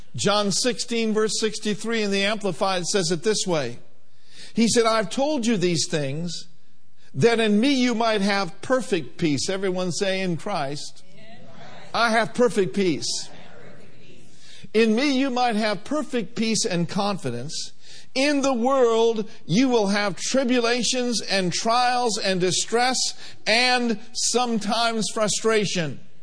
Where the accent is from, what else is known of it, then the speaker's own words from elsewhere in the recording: Minneapolis, Minnesota, United States; I was the youngest of four, born and raised in Minneapolis, Minnesota